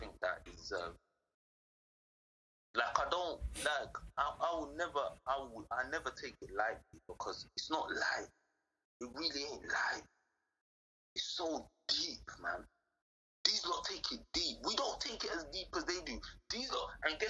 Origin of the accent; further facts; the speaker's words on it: London, United Kingdom; I'm from Southeast London